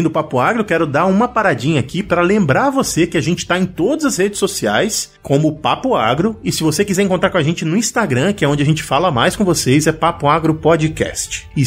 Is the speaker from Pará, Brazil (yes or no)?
yes; Pará, Brazil; eu sou paraense, Natasha é paraense.